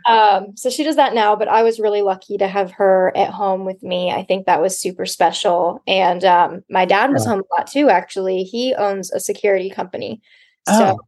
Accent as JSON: {"language": "English", "town": "Laguna Niguel", "region": "California", "country": "United States", "also_born_or_lived": "San Luis Obispo, California", "moved": "as an adult", "said": "I am from Orange County, California, um, Laguna Niguel, Dana Point area"}